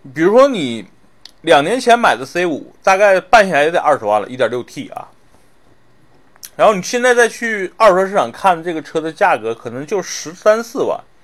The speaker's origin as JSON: {"language": "Chinese", "region": "Northeast China", "country": "China", "tie": "born or raised there", "moved": "yes", "said": "我小时候是在，是在东北长大的"}